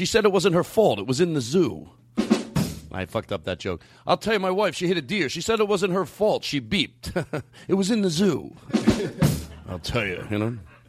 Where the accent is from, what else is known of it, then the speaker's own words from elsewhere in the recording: Philadelphia, Pennsylvania, United States; I grew up in Philadelphia, and I'm actually a pretty good driver in the snow.